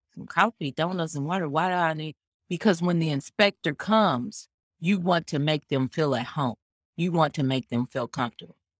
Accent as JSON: {"language": "English", "town": "Kansas City", "region": "Missouri", "country": "United States", "moved": "yes", "lives_now": "Phoenix, United States", "said": "I'm from originally, I'm from the Midwest. I'm from, uh, Kansas City, Missouri."}